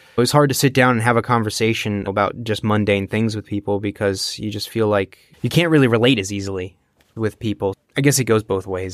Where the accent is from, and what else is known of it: United States; born or raised there; first language English; now in Germany